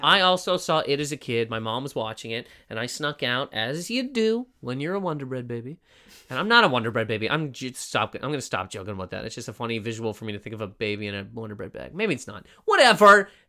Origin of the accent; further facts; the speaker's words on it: Canada; That's how we pronounce in Canada, Toronto